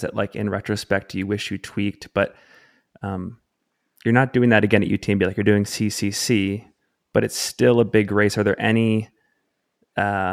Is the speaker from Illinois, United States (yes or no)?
no; Salt Lake City, Utah, United States; based here in my hometown, Salt Lake City, Utah